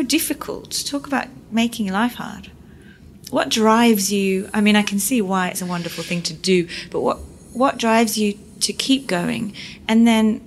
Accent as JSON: {"language": "English", "region": "Yorkshire and the Humber", "country": "United Kingdom", "said": "I'm from Yorkshire"}